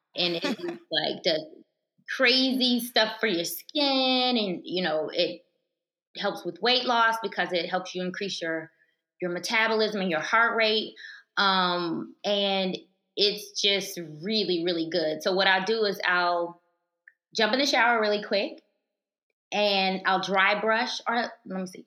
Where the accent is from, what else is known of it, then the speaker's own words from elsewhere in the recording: Alabama, United States; moved away as an adult; also born or lived in Virginia; I grew up in Alabama. I'm a country girl